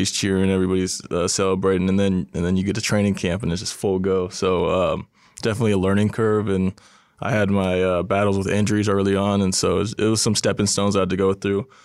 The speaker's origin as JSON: {"language": "English", "region": "California", "country": "United States", "tie": "born or raised there", "said": "growing up in California and just um, uh, going to San Jose State, you always had Tony Gonzalez to look up to."}